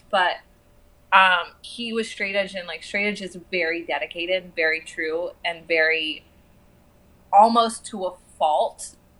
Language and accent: English; Houston, Texas, United States; also born or lived in New Mexico / Arizona; And I grew up in Houston. I grew up in New Mexico. I grew up in Arizona.